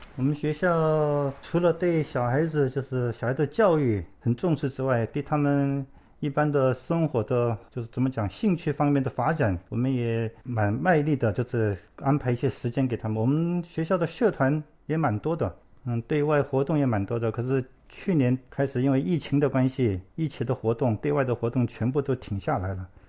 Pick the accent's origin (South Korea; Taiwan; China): South Korea; 我是在韩国出生的，我的父母亲是从中国山东过来的